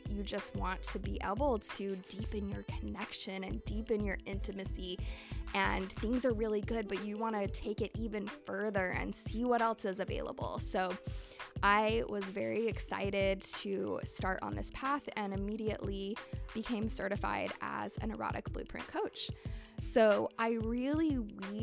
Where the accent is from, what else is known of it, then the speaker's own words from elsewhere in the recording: Salt Lake City, Utah, United States; I grew up in Salt Lake City, Utah